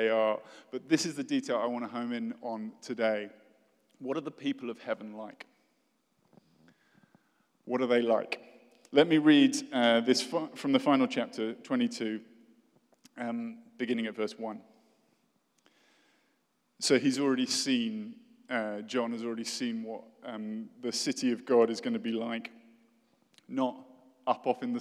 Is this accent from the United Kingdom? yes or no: yes; United Kingdom; accent: posh British; British people say, which is me